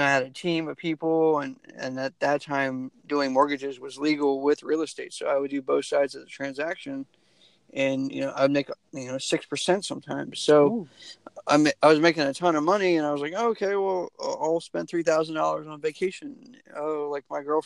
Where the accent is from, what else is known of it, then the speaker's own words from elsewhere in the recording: United States; moved away; I was originally from the Maryland, DC, Virginia area